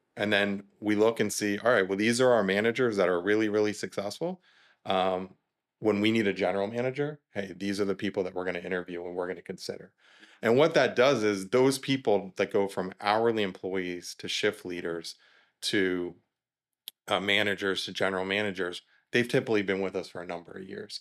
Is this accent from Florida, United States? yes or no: yes; South Florida, United States; moved away as an adult; also born or lived in Georgia; we're born and raised in South Florida, we ended up there.